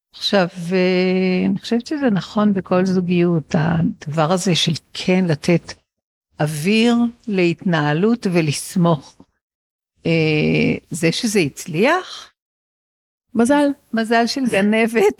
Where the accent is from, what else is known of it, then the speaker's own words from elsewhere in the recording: Israel; גדלתי בישראל של אה, שנות ה-60 וה-70